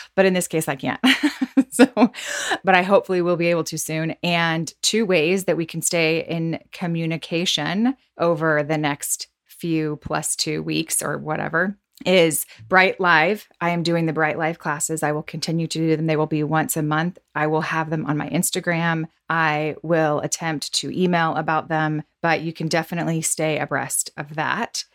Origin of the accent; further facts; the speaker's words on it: the South, United States; growing up in the South